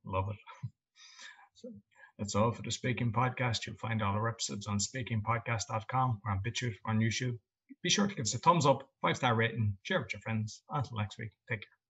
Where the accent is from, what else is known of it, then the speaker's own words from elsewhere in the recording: Ireland; I'm Irish